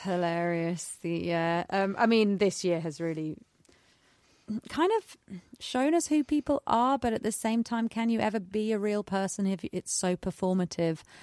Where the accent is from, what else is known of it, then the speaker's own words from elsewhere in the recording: United Kingdom; we are British